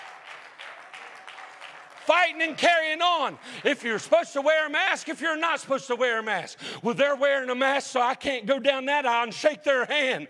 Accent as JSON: {"language": "English", "town": "Huntington", "region": "West Virginia", "country": "United States", "tie": "born or raised there", "said": "Huntington, West Virginia. Have anybody heard of Marshall University? My hometown"}